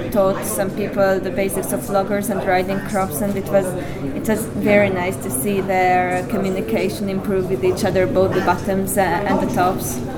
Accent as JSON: {"language": "English", "country": "Hungary", "said": "Of course, naturally, this is my home country"}